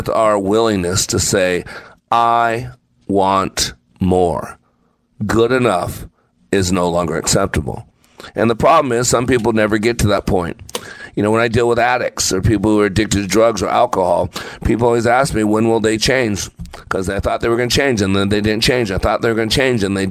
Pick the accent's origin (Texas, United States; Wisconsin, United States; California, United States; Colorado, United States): Texas, United States; I'm from Texas